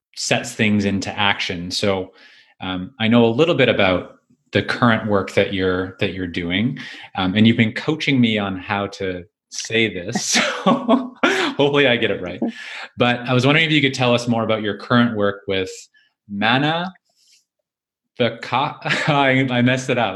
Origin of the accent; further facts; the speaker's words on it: Canada; being a Canadian